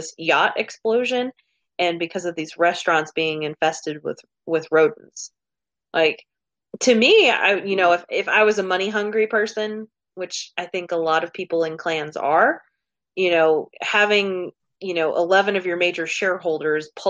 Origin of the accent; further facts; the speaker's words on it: New Mexico, United States; moved away; also born or lived in Oklahoma; I grew up in New Mexico